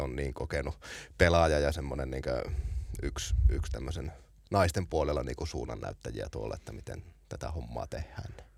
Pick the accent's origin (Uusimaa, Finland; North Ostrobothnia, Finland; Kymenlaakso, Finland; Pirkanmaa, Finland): North Ostrobothnia, Finland; Oulu; meillä Oulussa silloin